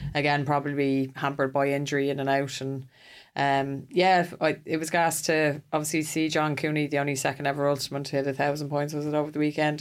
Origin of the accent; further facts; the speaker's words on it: Ireland; as an Irish person